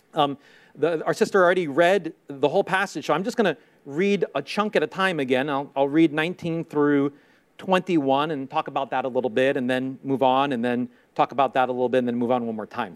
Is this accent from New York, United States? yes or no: yes; New York City, New York, United States; I grew up in Queens, in Queens, New York